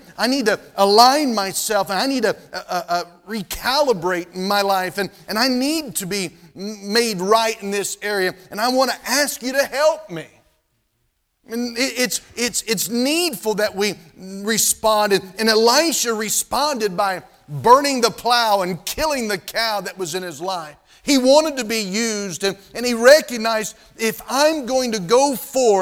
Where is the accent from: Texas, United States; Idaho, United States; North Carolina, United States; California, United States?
North Carolina, United States; moved away; where I was living, where I grew up in North Carolina